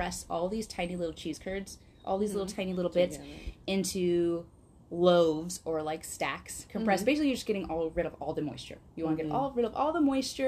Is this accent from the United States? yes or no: yes; Wisconsin, United States; accent: Wisconsin; now in Quad Cities, United States; I'm from Wisconsin, going up north, as one would say, or as we would say in my family, to go visit other Wisconsin family members